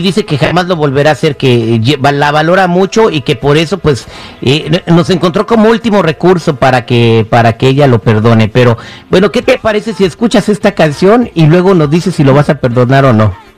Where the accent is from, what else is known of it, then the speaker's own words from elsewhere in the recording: Morelia, Michoacán, Mexico; Morelia, de allí soy, allí crecí, la ciudad más bonita de México.